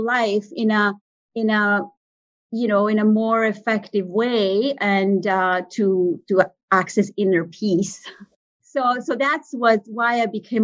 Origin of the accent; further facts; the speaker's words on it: Italian part of Switzerland, Italian-speaking Switzerland, Switzerland; moved away; I'm from the Italian part of Switzerland